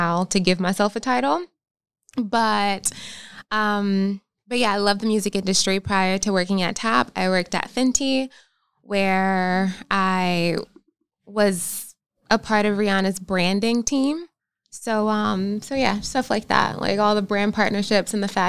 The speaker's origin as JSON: {"language": "English", "region": "North Carolina", "country": "United States", "tie": "born or raised there", "also_born_or_lived": "Philadelphia, Pennsylvania", "moved": "as an adult", "lives_now": "Los Angeles, United States", "said": "born in Philadelphia, raised in North Carolina, and then I went back to Philadelphia for college."}